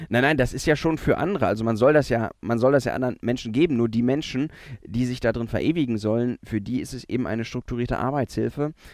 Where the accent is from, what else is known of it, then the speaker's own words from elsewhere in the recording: Germany; wir ähm, mit unserer Geschichte als, als Deutsche